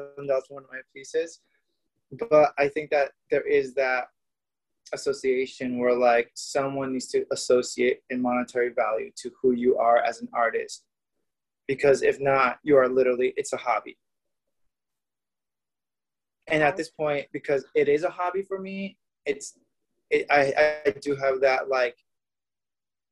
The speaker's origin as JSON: {"language": "English", "country": "Mexico", "tie": "born or raised there", "moved": "yes", "lives_now": "Los Angeles, United States", "said": "I grew up in Mexico."}